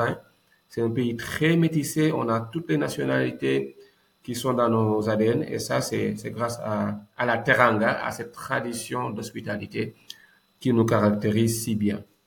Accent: Dakar, Senegal; also born or lived in Thiès / Kaolack; je suis né à la CICAP Liberté 5, un boy CICAP, J'ai grandi à la SICAP

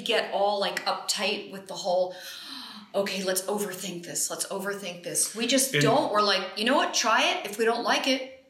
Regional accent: New Jersey, United States; moved away as an adult; also born or lived in California / Arizona / Caribbean; now in Skopje, North Macedonia; I am originally from New Jersey.

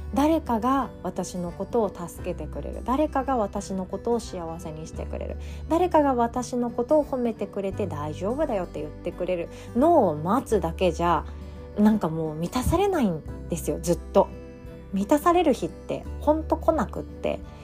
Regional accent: Takamatsu, Kagawa, Japan; now in Osaka, Japan; 私の実家の香川県高松市

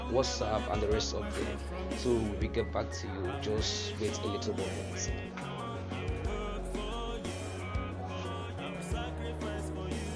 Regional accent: Nigeria; our nation, Nigeria

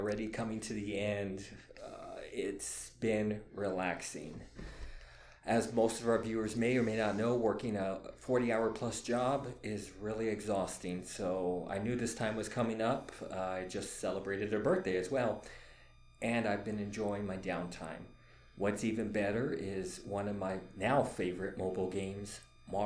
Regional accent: Texas, United States; I am Texas born and raised. I'm a Texas

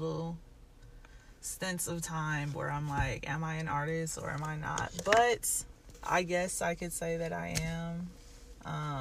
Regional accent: Aurora, Colorado, United States; also born or lived in Gary, Indiana / Merrillville, Indiana / Kansas City, Missouri; I pretty much grew up in Colorado in Aurora. I went to high school there

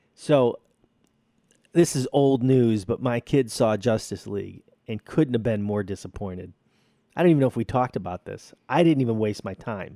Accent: Chicago, Illinois, United States; I'm from Chicago

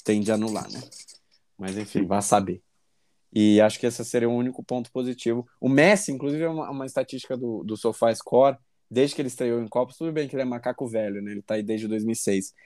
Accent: Brazil; a gente, como bom brasileiro

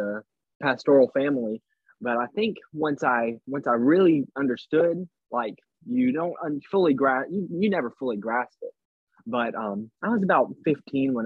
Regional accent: Sumter, South Carolina, United States; now in Fort Mill, United States; I was born in Sumter, South Carolina. I was born into a pastor family. My great-grandpa was a pastor, and my dad is a pastor. I grew up there.

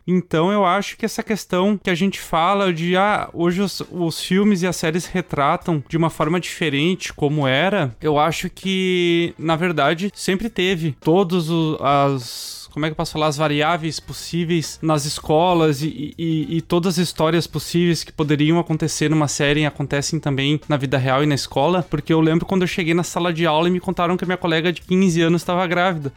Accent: Canoas, Rio Grande do Sul, Brazil; Canoas, que é da cidade onde eu nasci

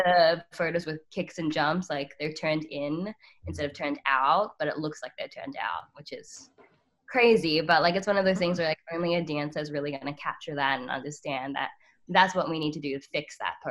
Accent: Australia; I actually can't vote because I'm Australian.

